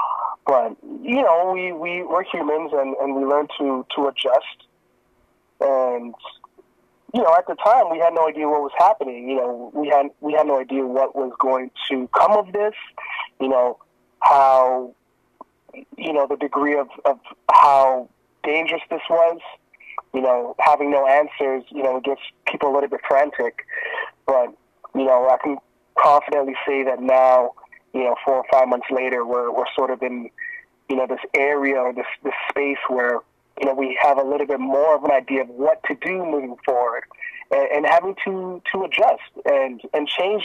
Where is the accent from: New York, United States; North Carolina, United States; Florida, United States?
Florida, United States; Miami; born there; also born or lived in Jamaica; So, funny thing is, I was actually born in the States. So, I was born in Miami, Florida. And, I stayed there for a little bit. And then, my parents are from Jamaica. So, after Florida, we moved back to Jamaica